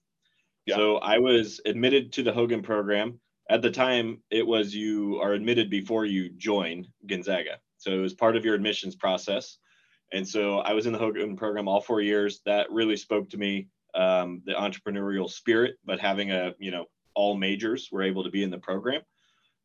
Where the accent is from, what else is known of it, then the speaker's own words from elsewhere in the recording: Nebraska, United States; moved away as an adult; also born or lived in Spokane, Washington; now in Seattle, United States; I grew up in Nebraska